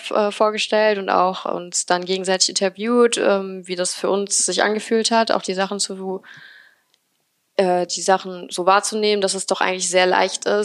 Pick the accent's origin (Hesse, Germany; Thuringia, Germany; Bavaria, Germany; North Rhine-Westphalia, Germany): North Rhine-Westphalia, Germany; Remscheid; Also wie schon gesagt … Ich bin 23 und komme hier aus Remscheid.